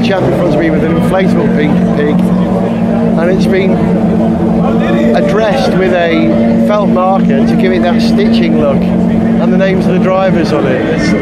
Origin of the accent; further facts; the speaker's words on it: North Wales, United Kingdom; I'm a Welshman